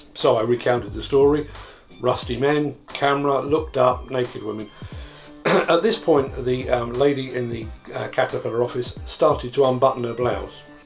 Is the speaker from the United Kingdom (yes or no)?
yes; England, United Kingdom; I'm an Englishman